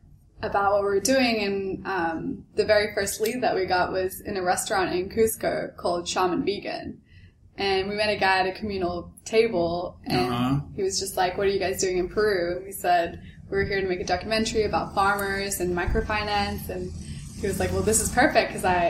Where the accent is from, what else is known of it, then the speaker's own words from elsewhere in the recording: Australia; I'm from Australia.